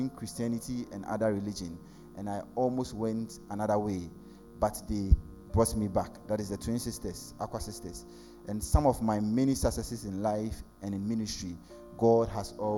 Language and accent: English; Ghana; He comes from my hometown